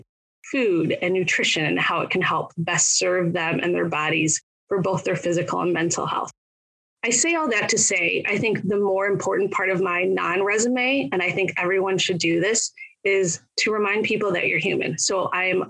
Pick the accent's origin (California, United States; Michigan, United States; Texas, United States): Michigan, United States; I am in Michigan. I grew up here. I was born and raised here